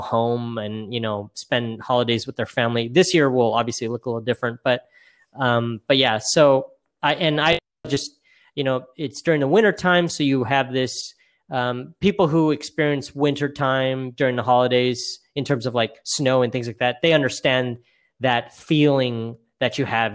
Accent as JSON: {"language": "English", "town": "Boise", "region": "Idaho", "country": "United States", "tie": "born or raised there", "moved": "yes", "lives_now": "California, United States", "said": "I'm, I'm originally from Boise, Idaho"}